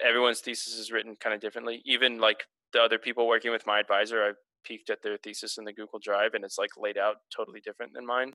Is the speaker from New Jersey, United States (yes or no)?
no; Houston, Texas, United States; now in Portland, United States; I'm from Houston, Texas, the greatest city on earth.